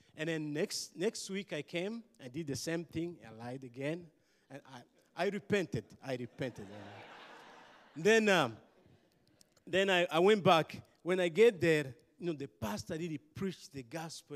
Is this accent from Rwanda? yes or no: yes; Rwanda; I'm from Rwanda.